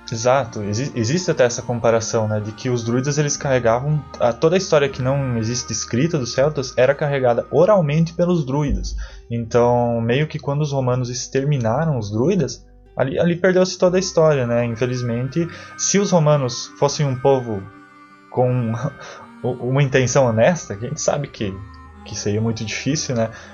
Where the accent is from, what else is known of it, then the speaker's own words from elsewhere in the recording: South Region, Brazil; a gente, todos nós aqui somos do Sul